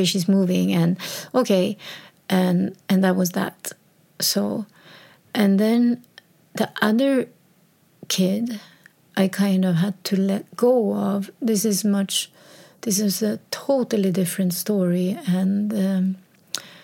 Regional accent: Sweden; So she moved to a town, my birth town, my hometown, like 70 kilometers from Stockholm.

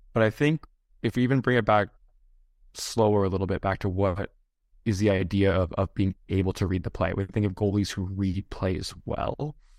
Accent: hometown with Dave Andreychuk Arena, Ontario, Canada; my hometown

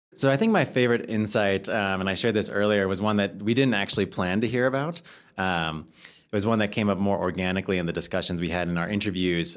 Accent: United States; as an American

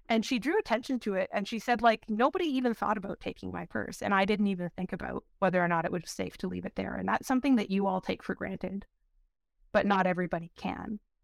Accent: Windsor, Ontario, Canada; I grew up in Windsor, Ontario, or outside of Windsor, Ontario in the county

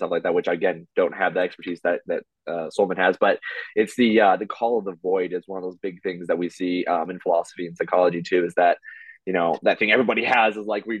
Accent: United States; I'm American

